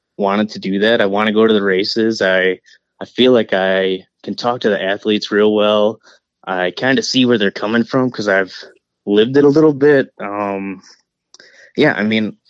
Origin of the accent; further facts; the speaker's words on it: Canada; accent: Canadian; now in Wisconsin, United States; I'm a Canadian brother, all right? I live in Wisconsin